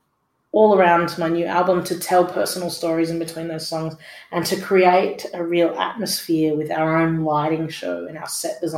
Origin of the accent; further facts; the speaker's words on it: Dubbo, New South Wales, Australia; when I was growing up in Dubbo in the 90s